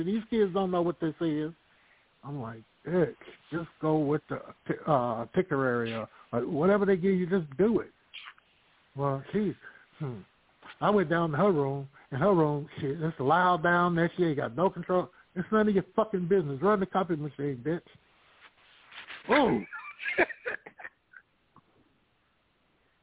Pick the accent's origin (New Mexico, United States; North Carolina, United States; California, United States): California, United States; Vallejo; also born or lived in Sacramento; The Bay Area, Vallejo, Sacramento